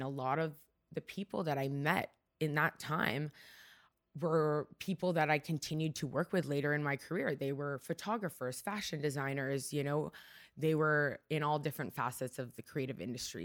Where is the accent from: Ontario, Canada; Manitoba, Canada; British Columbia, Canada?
Ontario, Canada; Markham; first language Hungarian; English is a second language; also born or lived in Toronto; now in Vancouver, Canada; I grew up in Markham, Ontario, so just outside of Toronto, but I was born right downtown